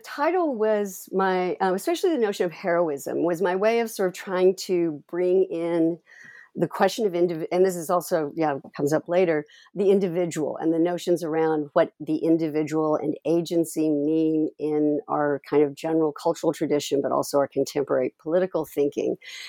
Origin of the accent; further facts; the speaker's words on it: Texas, United States; I'm originally from Texas. So this whole multicultural Texas, US-Mexico border was resonant.